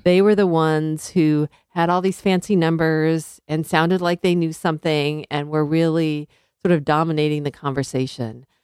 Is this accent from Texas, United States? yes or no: no; Southern California, United States; moved away as an adult; also born or lived in Missouri / Connecticut / Liberia / Arkansas; I grew up in Southern California